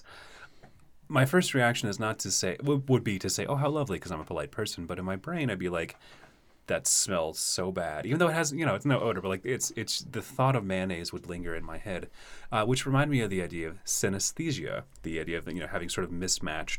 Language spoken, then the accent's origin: English; Lexington, Kentucky, United States; I was working in the Kentucky Theater, historic movie theater in my hometown